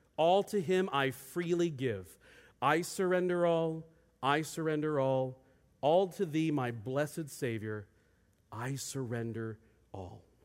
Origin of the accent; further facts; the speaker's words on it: Federal Way, Washington, United States; moved away as an adult; also born or lived in Bend, Oregon; I grew up in Federal Way